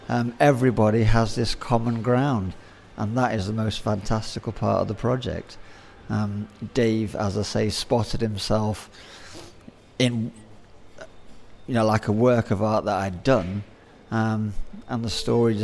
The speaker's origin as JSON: {"language": "English", "country": "Zimbabwe", "tie": "born there", "said": "My parents left the UK to go and work overseas, and I was born in Rhodesia. And I came over here every 3 years for the family holiday."}